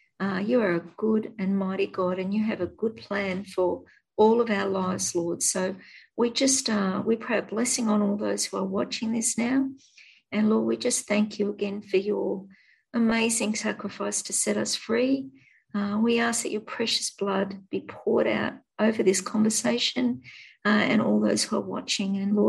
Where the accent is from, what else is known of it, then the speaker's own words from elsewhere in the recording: Australia; Australian. I'm an Aussie.